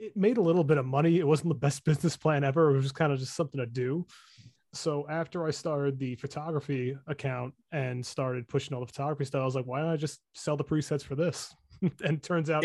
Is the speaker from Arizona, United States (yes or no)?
no; New York, United States; I'm from New York.